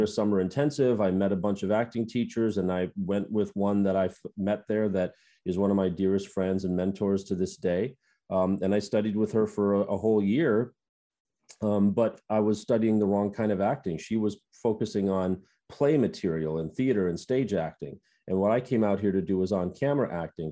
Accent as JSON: {"language": "English", "region": "Minnesota", "country": "United States", "tie": "born or raised there", "moved": "as an adult", "lives_now": "Los Angeles, United States", "said": "growing up in the Midwest"}